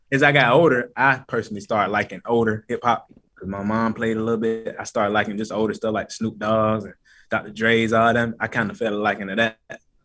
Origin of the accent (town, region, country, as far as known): Atlanta, Georgia, United States; born or raised there; also born or lived in Decatur / Stone Mountain / Lithonia